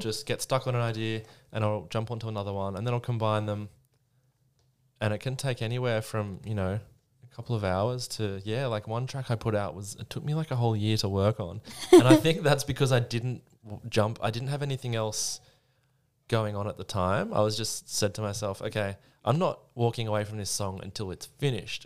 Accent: Sydney, New South Wales, Australia; also born or lived in Melbourne; Well, I'm from Sydney. I grew up in Sydney

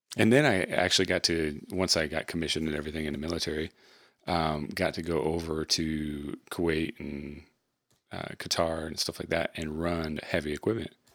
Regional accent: Michigan, United States; we were raised in Michigan

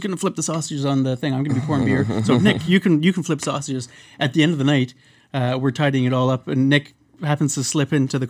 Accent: Vancouver, British Columbia, Canada; moved away as an adult; now in Halifax, Canada; I'm from Vancouver originally

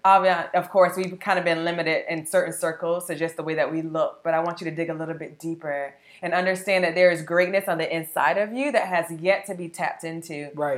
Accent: Sanford, Florida, United States; I'm from the beautiful, small, awesome city of Sanford, Florida

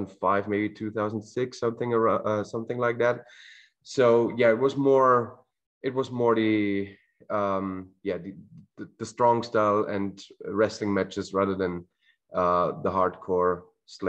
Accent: Austria; I'm originally from Austria

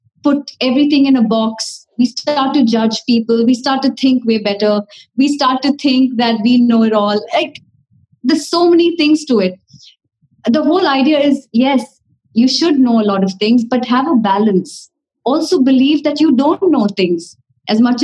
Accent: Dubai, United Arab Emirates; moved away as an adult; now in Mumbai, India; growing up in Dubai has been a beautiful experience

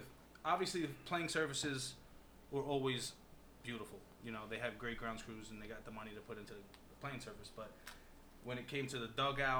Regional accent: New York City, New York, United States; Growing up in Bay Ridge, Sunset. I mostly hang out in Bay Ridge, so I didn't hang out in Sunset Park too much.

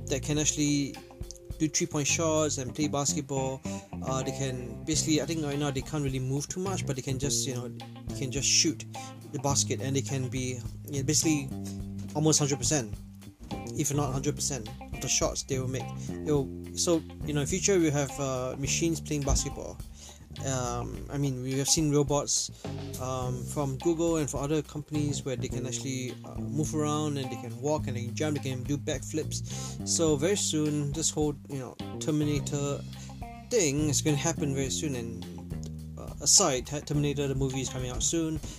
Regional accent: Toronto, Ontario, Canada; Like some of you know, I'm from Toronto, and Raptors just won the NBA championship.

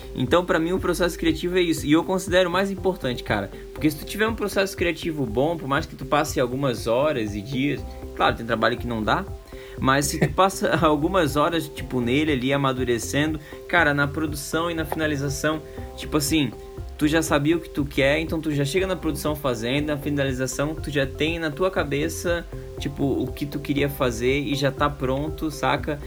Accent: Brazil; accent: peixeiro; desculpa o sotaque de peixeiro aí, eu não nego, eu sou, sou peixeiro e não tem como esconder

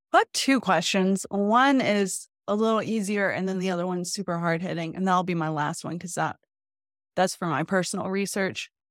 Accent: the South, United States; growing up in the South here

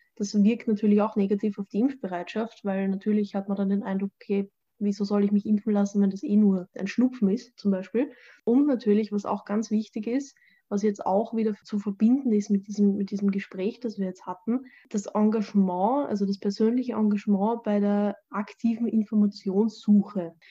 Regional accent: Austria; bei uns in Österreich

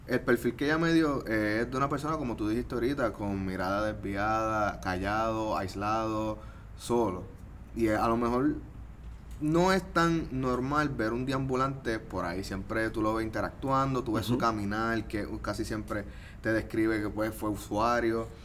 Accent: Trujillo Alto, Puerto Rico; Por ejemplo, yo también soy de Trujillo Alto.

